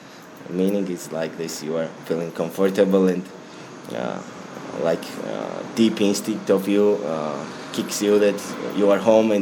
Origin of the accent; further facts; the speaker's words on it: Tbilisi, Georgia; English is a second language; I'm native. I mean, I'm citizen of. I have been born in Tbilisi, and I live here.